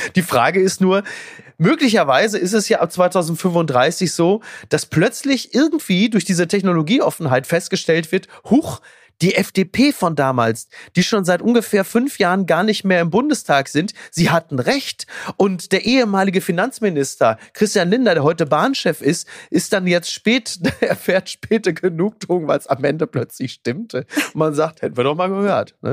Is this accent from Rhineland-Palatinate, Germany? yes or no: no; Castrop-Rauxel, North Rhine-Westphalia, Germany; aus meiner Heimatstadt Kastrop-Rauxel